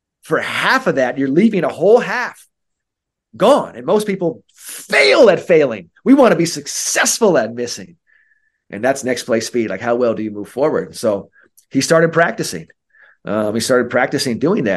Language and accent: English; San Francisco, California, United States; I'm from San Francisco